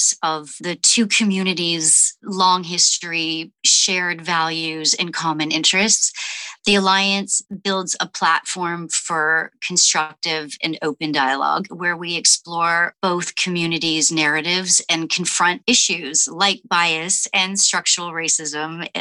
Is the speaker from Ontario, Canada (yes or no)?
yes; Toronto, Ontario, Canada; moved away as an adult; also born or lived in Montreal, Canada / United States; now in Vancouver, Canada; I was born in Montreal, raised in Toronto, and 3 years ago became an American.